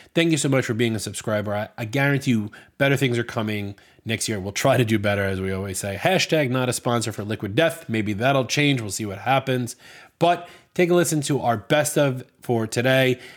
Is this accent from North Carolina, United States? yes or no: no; New York, United States; I'm from New York